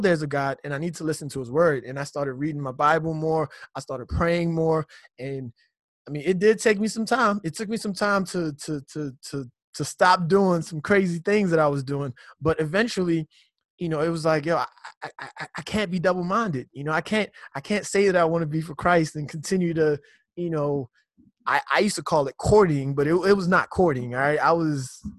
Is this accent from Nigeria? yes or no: yes; Nigeria; moved away; I grew up in Nigeria in my youth.